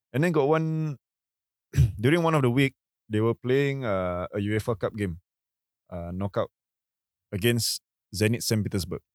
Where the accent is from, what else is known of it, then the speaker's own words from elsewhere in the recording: Singapore; being Singaporean